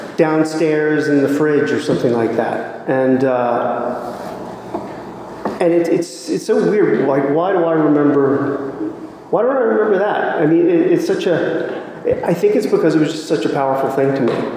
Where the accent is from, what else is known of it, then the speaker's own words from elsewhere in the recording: Washington, District of Columbia, United States; now in Raleigh, United States; I was born and raised in Washington, D.C.